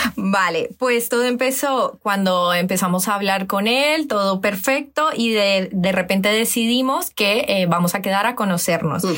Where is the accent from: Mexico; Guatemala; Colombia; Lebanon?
Colombia; now in Spain; tengo 20 a 30, soy colombiana, por cierto, así que si me notáis algún deje